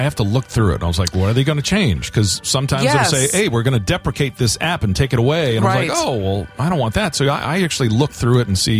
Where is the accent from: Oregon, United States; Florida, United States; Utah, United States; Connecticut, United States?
Florida, United States; growing up in Florida